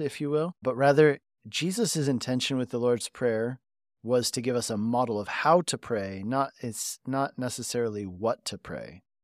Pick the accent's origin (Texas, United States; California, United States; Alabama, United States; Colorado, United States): Colorado, United States; moved away as an adult; also born or lived in Hungary; I grew up in Colorado